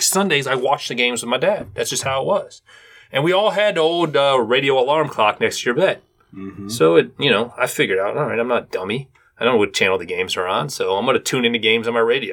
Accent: Cleveland, Ohio, United States; now in Cincinnati, United States; I'm a Cleveland native

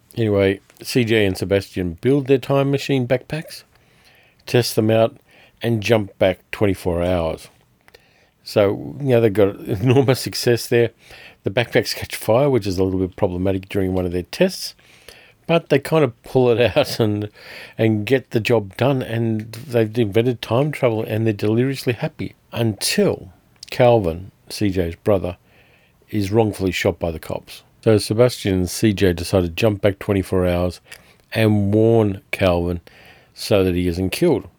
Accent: Australia; I'm Australian

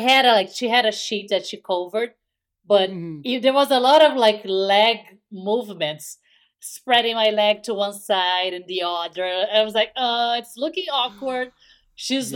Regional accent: Brazil; English is a second language; moved away; I'm from Brazil. Everyone, I don't know if you can tell by the accent

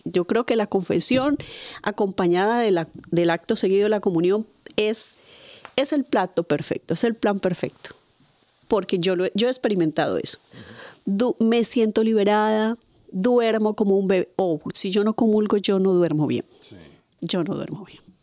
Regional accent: Padilla, Cauca, Colombia; moved away; en mi pueblo, eh, pues todos, un pueblo pequeño en Colombia que se llama Padilla

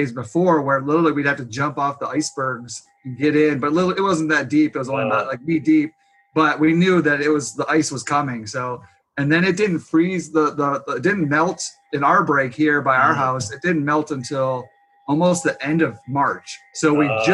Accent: Grand Haven, Michigan, United States; also born or lived in Jackson Hole, Wyoming; I grew up in Grand Haven, and we moved back here

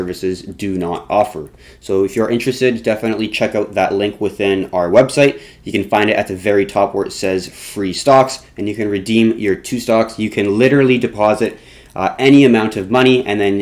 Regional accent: Canada; we are Canadian

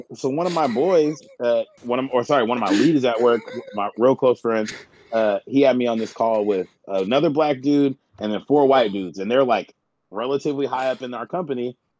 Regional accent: Washington, United States; I'm from Washington

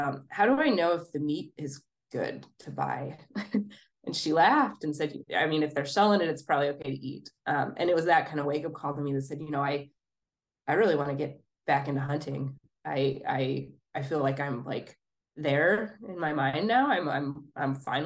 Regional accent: Idaho, United States; now in Minnesota, United States; I grew up in Idaho

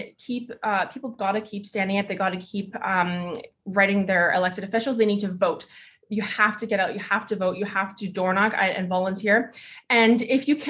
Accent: Canada; here in Canada as being Canadian citizens

